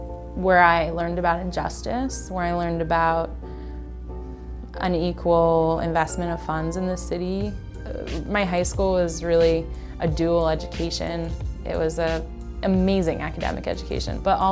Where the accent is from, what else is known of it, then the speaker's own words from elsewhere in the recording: Baltimore, Maryland, United States; I grew up in Charles Village on the 2700 block of St. Paul Street in a big row house